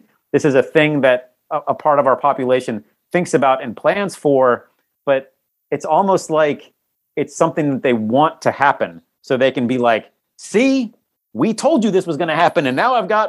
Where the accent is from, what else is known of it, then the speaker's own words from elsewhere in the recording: Norfolk, Virginia, United States; I grew up in Norfolk, Virginia, which is the home of the biggest naval base in the world